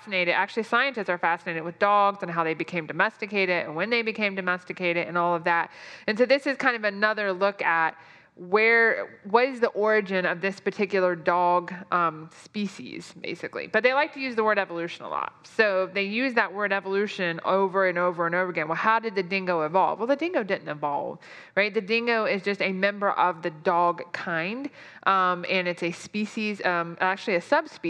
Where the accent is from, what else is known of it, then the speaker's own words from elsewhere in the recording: United States; us Americans